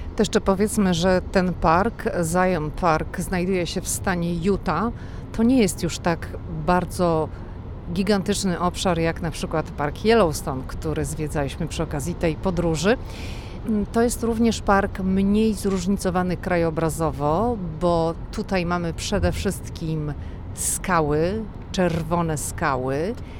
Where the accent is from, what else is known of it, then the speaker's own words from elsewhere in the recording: Poland; my jesteśmy z Polski